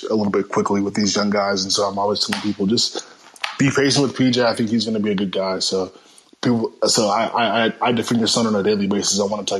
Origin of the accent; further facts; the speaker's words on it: Charlotte, North Carolina, United States; So I'm from Charlotte. I'm a big Hornets fan.